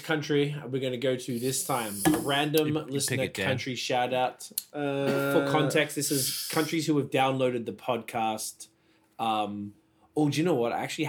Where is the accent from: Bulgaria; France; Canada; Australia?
Australia; moved away; I'm just Australian.